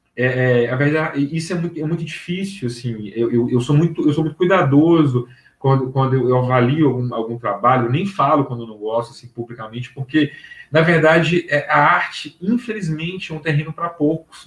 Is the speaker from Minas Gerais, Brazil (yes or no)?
yes; Pedro Leopoldo, Minas Gerais, Brazil; now in Belo Horizonte, Brazil; eu trabalhei numa locadora de vídeo em Pedro Leopoldo, que é minha terra natal, que é a cidade metropolitana aqui de Belo Horizonte. Eu moro atualmente em Belo Horizonte